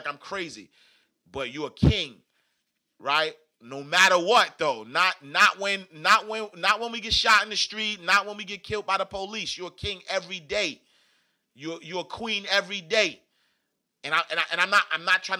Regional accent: New York City, New York, United States; I grew up in Harlem

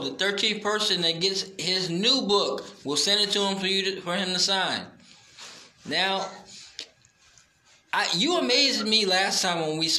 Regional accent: Brooklyn, New York, United States; I was a small kid growing up in Brooklyn. I needed something other than just run.

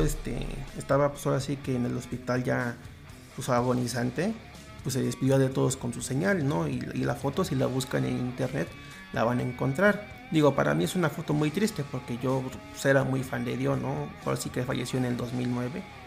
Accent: Mexico; nosotros como mexicanos

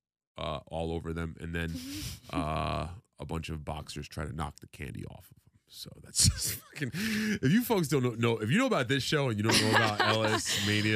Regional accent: New Rochelle, New York, United States; moved away as an adult; also born or lived in Manhattan, New York; now in Brooklyn, United States; I grew up in New Rochelle, New York, which is Westchester County

